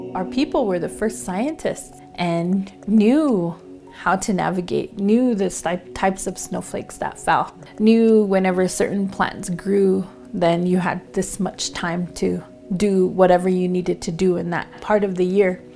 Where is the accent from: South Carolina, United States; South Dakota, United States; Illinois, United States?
South Dakota, United States; Pine Ridge Reservation; I'm from the Oglala Lakota Nation, and I reside in the community of Lost Dog.